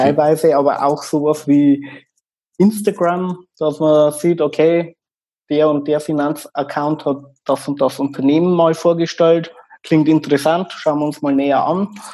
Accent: Regensburg, Bavaria, Germany; accent: Bavarian dialect; ich komme aus Regensburg

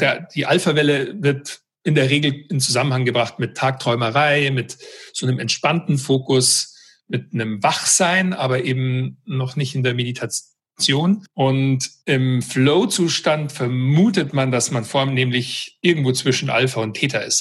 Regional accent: Weilheim, Bavaria, Germany; moved away as an adult; also born or lived in United States; ich bin ursprünglich aus Weilheim in Oberbayern und bin als Basketballer eigentlich so groß geworden

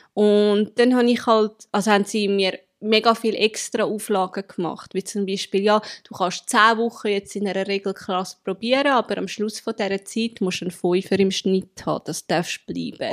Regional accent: Zurich, Switzerland; ich komme aus Zürich.

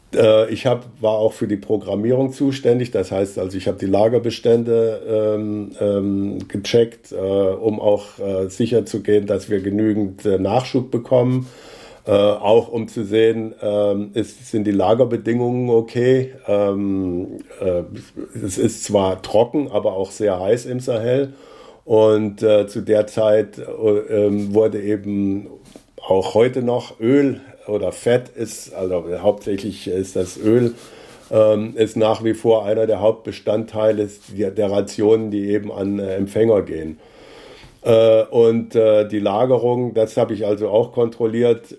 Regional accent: near Kassel, Hesse, Germany; moved away as an adult; now in Rosenheim, Germany; Ich bin äh, in der Nähe von Kassel geboren äh, und bin dort auf einem Bauernhof aufgewachsen

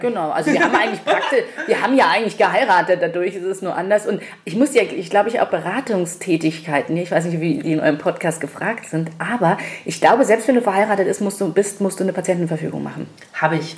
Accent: Munich, Bavaria, Germany; hier bin ich halt geboren und ich bin gerne hier und ich genieße die Vorzüge an München auf jeden Fall

